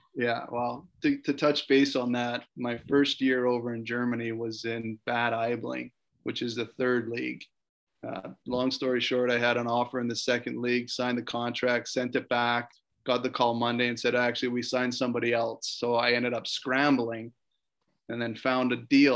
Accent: Canada; I'm from Canada.

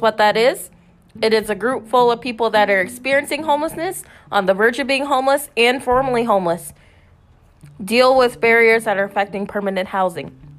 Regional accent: Saint Paul, Minnesota, United States; I grew up in St. Paul

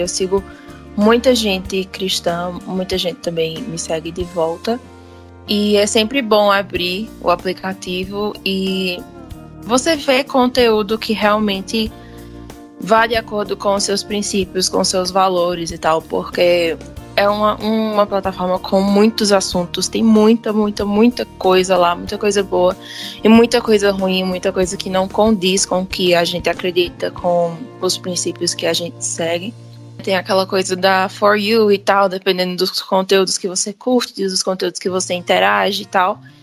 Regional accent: Pernambuco, Brazil; eu sou de Pernambuco

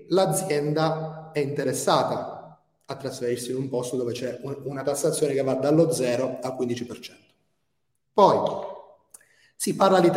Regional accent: Albania; io ci sono cresciuto in Albania, quindi io, io sono venuto un bambino e, e sto facendo il, il, il, passaggio per diventare un uomo.

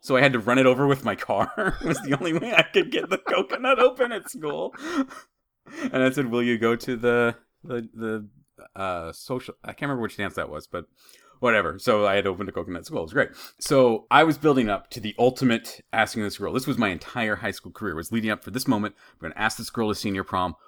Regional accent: Idaho, United States; When I was growing up in Idaho

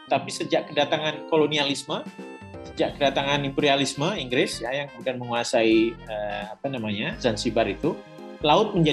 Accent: Cilacap, Central Java, Indonesia; now in Yogyakarta, Indonesia; Ya saya saya orang Cilacap, tapi sekarang saya tinggal di Jogja

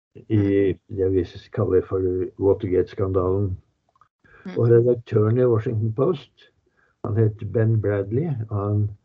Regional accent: Norway; vi er norsk

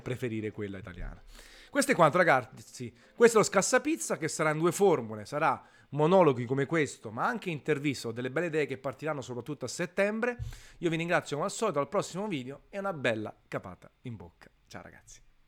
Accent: Naples, Campania, Italy; sono napoletano

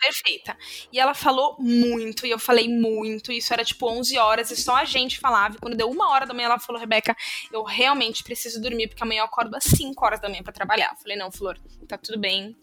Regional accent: Brazil; a gente é brasileiro

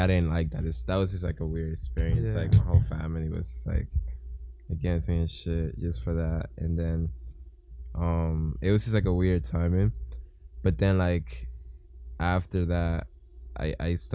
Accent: Dominican Republic; I'm from the Dominican Republic

